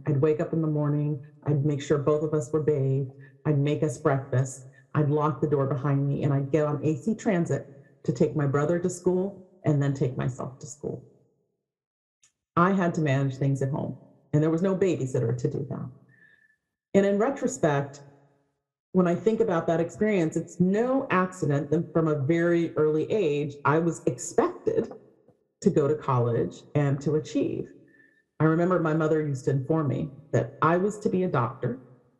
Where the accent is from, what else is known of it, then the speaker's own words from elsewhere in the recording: Berkeley, California, United States; I grew up in Berkeley